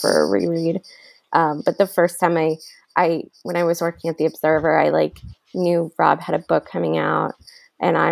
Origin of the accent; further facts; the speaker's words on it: New Jersey, United States; I grew up in New Jersey